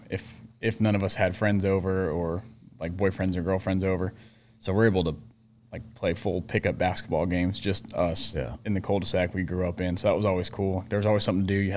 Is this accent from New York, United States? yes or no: no; Fullerton, California, United States; now in Savannah, United States; grew up in Fullerton